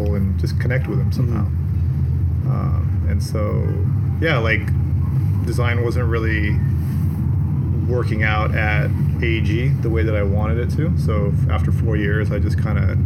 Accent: Monterey, California, United States; I grew up in Monterey

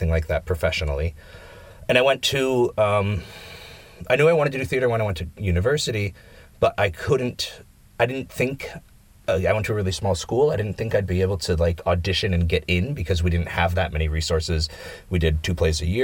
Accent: Michigan, United States; moved away as an adult; now in Finland; I'm from Michigan, which is in the Midwest

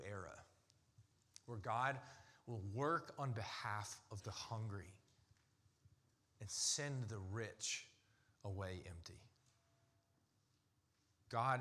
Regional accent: United States; as an American

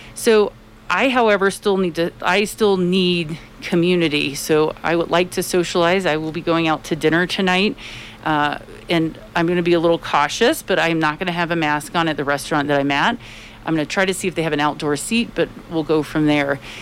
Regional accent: Tampa, Florida, United States; now in Colorado, United States; I am from Florida and it's I'm from Tampa, Florida

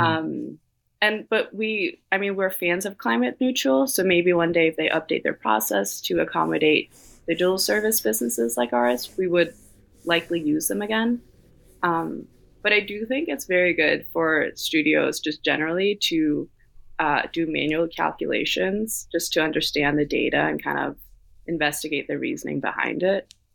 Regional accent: Copenhagen, Capital Region of Denmark, Denmark; moved away as an adult; now in New York City, United States; growing up in Copenhagen where everyone bikes

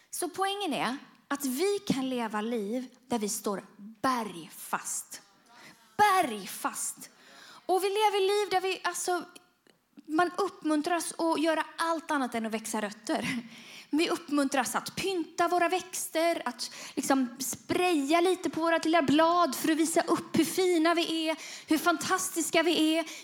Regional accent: Bujumbura, Bujumbura Mairie, Burundi; men jag växte upp i Burundi och då, i Bujumbura och då ja, fick vi åka till en pläd, trädplantering.

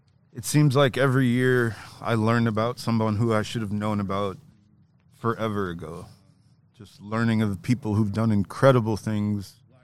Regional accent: Midwest, United States; now in Watsonville, United States; And I've lived in Watsonville for 7 years now. Oh, man. Originally from the Midwest.

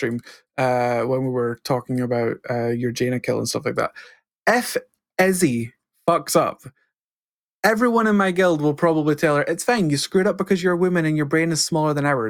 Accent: United Kingdom; I'm British.

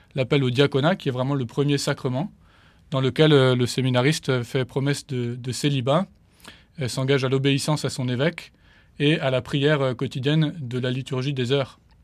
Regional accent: Paris, Île-de-France, France; le diocèse de Paris dont je suis originaire

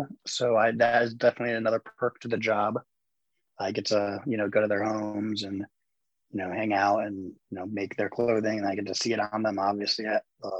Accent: Ohio, United States; I am from Ohio. I travel a lot.

